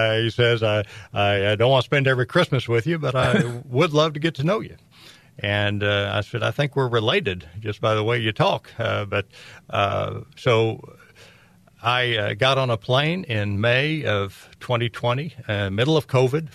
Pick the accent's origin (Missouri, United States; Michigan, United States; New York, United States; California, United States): Missouri, United States; Kansas City; there was a tie to my hometown